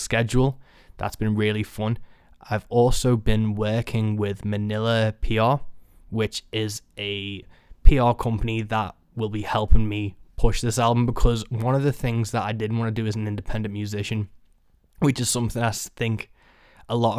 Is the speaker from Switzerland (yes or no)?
no; Birkenhead, North West England, United Kingdom; born or raised there